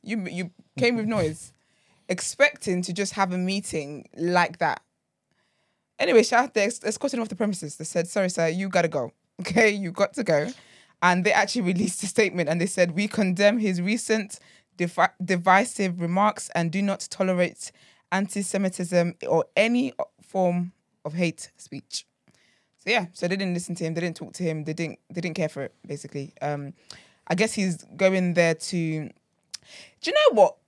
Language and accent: English; Nigeria; I'm Nigerian